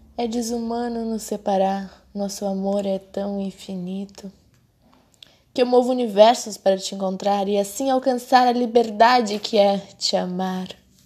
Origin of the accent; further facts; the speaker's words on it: Brazil; a gente é brasileiro